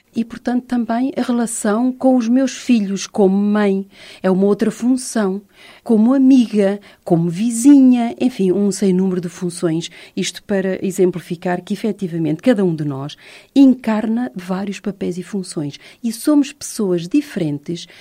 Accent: Portugal

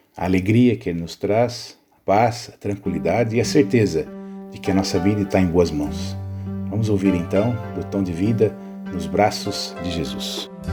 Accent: Brazil; now in Portugal; eu nasci no Brasil

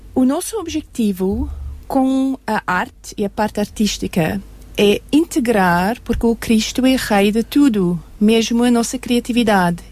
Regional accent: South Africa; Portuguese is a second language; also born or lived in Germany; now in Portugal; sou alemã, mas cresci na África do Sul.

